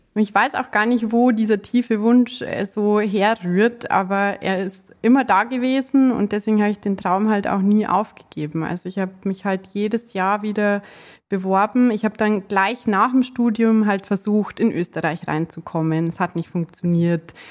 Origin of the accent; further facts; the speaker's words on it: Munich, Bavaria, Germany; accent: Bavarian; Ich komme aus München, aus dem ja, schönen Bayern. Ähm, ich versuche mich jetzt auch mit dem Dialekt ein bisschen zurückzuhalten